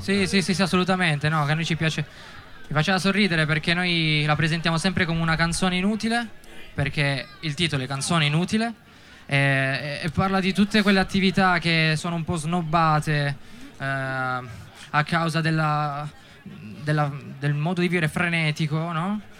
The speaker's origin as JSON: {"language": "Italian", "town": "Settimo Torinese", "region": "Piedmont", "country": "Italy", "also_born_or_lived": "Volpiano", "said": "noi siamo di settimo"}